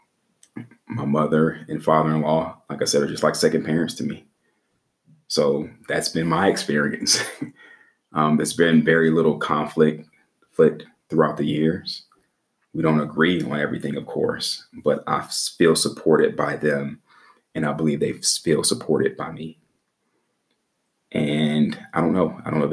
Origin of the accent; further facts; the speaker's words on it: Midwest, United States; moved away; also born or lived in the South; I'm from the Midwest